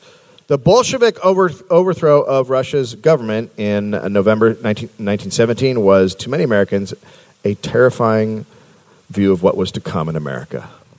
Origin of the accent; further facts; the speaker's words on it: Bulgaria; I'm from Bulgaria. It sounds the same.